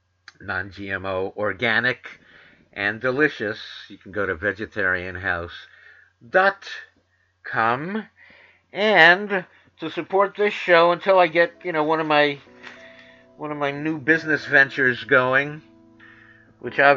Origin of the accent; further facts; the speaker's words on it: New York City, New York, United States; I grew up in New York City